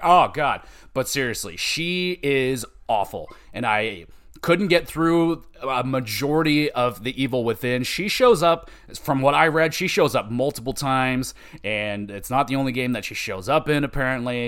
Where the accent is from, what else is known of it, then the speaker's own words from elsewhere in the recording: Canada; I'm Canadian